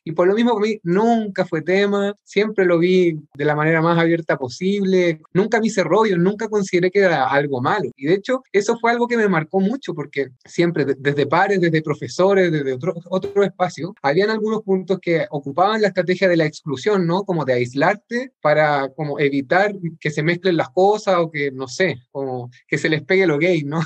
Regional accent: Chile; representar a Chile como abanderado chileno

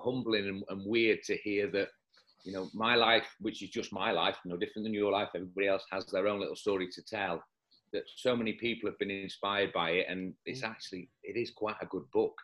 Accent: Leeds, Yorkshire and the Humber, United Kingdom; now in Dubai, United Arab Emirates; I was born in Leeds

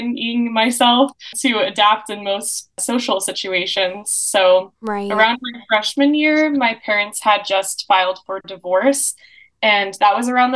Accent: Gilbert, Arizona, United States; I'm from Gilbert, Arizona

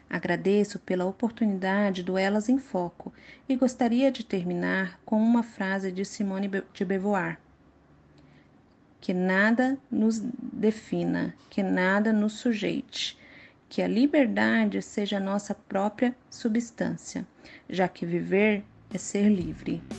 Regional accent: Contagem, Minas Gerais, Brazil; moved away as an adult; now in São Paulo, Brazil; Eu nasci em Contagem, Minas Gerais, onde morava com meus pais e meu irmão.

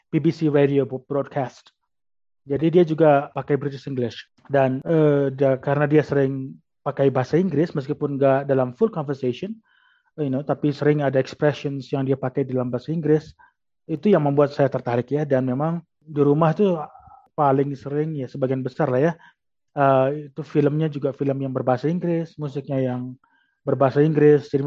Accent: Lombok, West Nusa Tenggara, Indonesia; saya besar di Lombok, jadi daerah wisata.

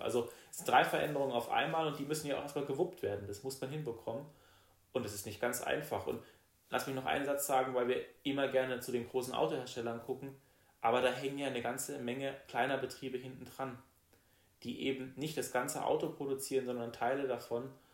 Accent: Rastatt, Baden-Württemberg, Germany; also born or lived in Heidelberg; ich komme aus Rastatt, bin da auch groß geworden

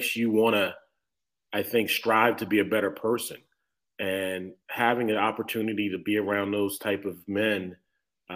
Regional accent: Washington, District of Columbia, United States; also born or lived in Durham, North Carolina; Coach John Thompson, who I grew up watching here in Washington, D.C. at Georgetown

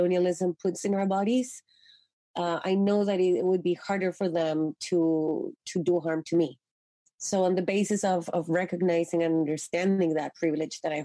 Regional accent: Chile; now in Canada; growing up in Chile

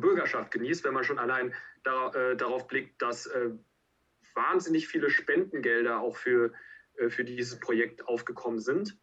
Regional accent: North Rhine-Westphalia, Germany; bei uns in NRW

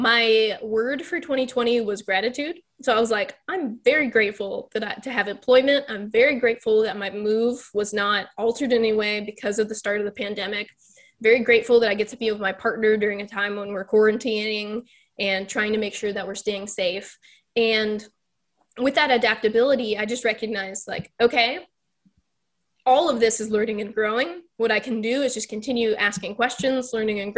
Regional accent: Texas, United States; also born or lived in Pittsburgh, Pennsylvania; now in Florida, United States; I'm originally from Texas

